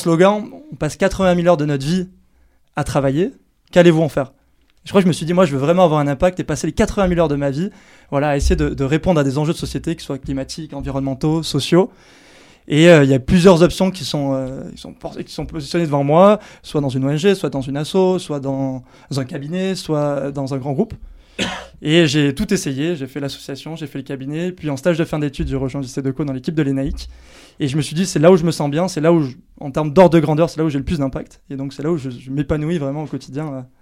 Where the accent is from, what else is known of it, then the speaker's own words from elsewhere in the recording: Anglet, Nouvelle-Aquitaine, France; quand j'étais jeune à Anglette